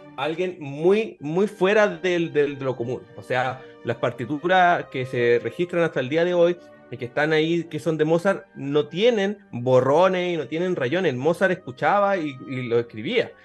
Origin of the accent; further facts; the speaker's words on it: Chile; nosotros como chilenos